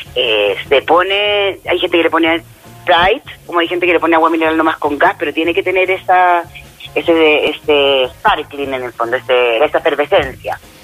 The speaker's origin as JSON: {"language": "Spanish", "region": "Basque Country", "country": "Spain", "said": "mi País Vasco"}